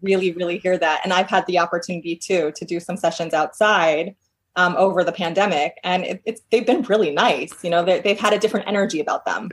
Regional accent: New York, United States; moved away as an adult; now in Portland, United States; I'm from New York originally. I worked in New York for several years

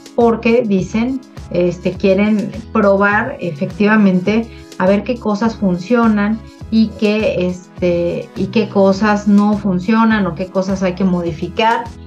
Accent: Mexico; como Estado mexicano

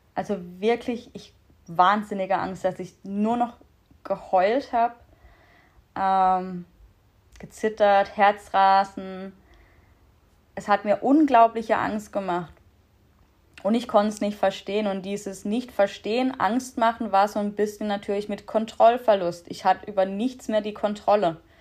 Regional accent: Black Forest, Baden-Württemberg, Germany; ich bin 28 Jahre alt aus dem schönen Schwarzwald, wie man wahrscheinlich ab und zu an meinem Dialekt hören wird.

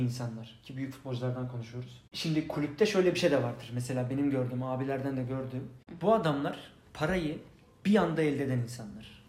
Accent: Istanbul, Turkey; Beylikdüzü'nde öğrenciydim o zaman.

